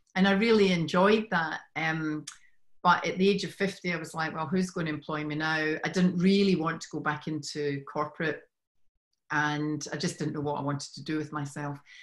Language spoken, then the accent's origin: English; Scotland, United Kingdom; moved away as an adult; now in Sydney, Australia; I'm originally from Scotland